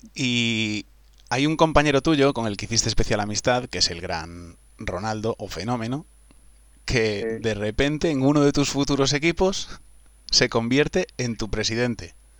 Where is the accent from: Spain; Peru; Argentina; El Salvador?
Spain; Vigo, Galicia; yo soy de Vigo